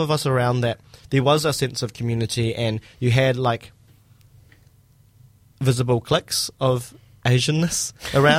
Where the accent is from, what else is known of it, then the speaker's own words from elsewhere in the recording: Christchurch, Canterbury, New Zealand; born and raised Christchurch